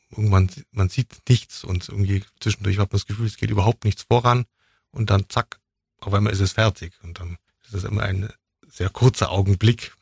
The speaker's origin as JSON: {"language": "German", "town": "Mindelheim", "region": "Bavaria", "country": "Germany", "tie": "born or raised there", "also_born_or_lived": "Füssen", "moved": "yes", "lives_now": "Ulm, Germany", "said": "geboren bin ich in Füssen und äh, hauptsächlich in Mindelheim aufgewachsen, bin jetzt seit 2003 in Ulm"}